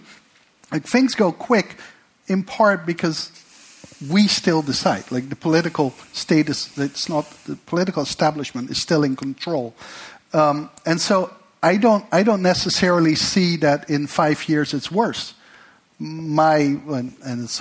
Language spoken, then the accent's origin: English; Netherlands; I come from the Netherlands